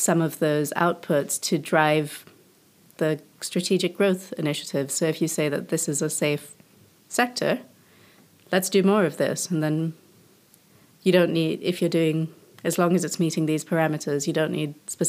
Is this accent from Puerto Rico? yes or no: no; Indonesia; moved away; So I grew up in Indonesia